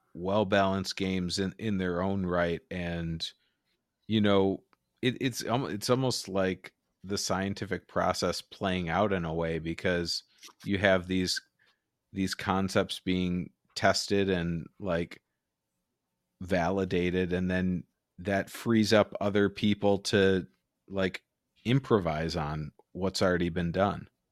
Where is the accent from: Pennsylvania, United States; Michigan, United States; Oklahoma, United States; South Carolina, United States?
Michigan, United States; I'm from Michigan